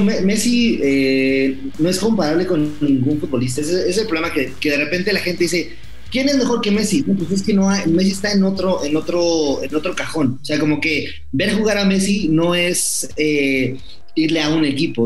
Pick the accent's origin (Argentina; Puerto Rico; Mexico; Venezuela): Mexico; cuando yo estaba muy chiquito, iba a ver a un equipo aquí en México